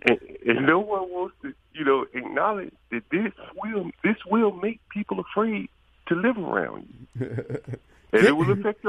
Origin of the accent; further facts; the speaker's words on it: Alabama, United States; I told you I'm from Alabama